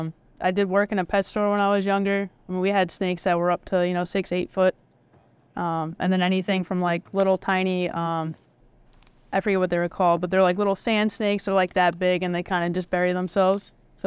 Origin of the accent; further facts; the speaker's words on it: New Jersey, United States; I'm from New Jersey.